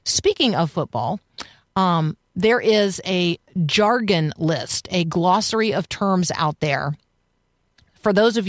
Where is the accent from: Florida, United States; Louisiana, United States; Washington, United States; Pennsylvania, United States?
Florida, United States; Tampa; So I grew up in Tampa, and our county fair, the Hillsborough County Fair, was also the Strawberry Festival.